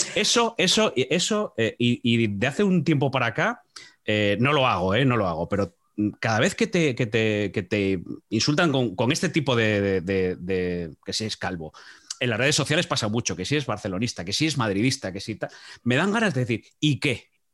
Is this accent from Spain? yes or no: yes; Asturias, Spain; cuando estamos dentro eh, somos de gijoneses, de, Pola, de las cuencas, de Oviedo, de... pero fuera somos asturianos